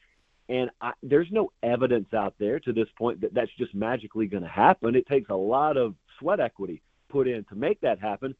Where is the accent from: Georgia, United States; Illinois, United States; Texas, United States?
Georgia, United States; I grew up in Georgia. And I'm in Georgia right now.